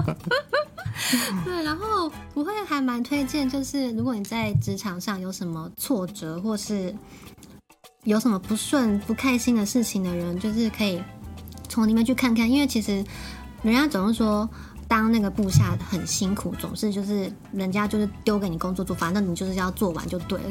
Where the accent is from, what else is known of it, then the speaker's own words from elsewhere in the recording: Keelung, Taiwan; moved away as an adult; now in Tokyo, Japan; 因为我是基隆人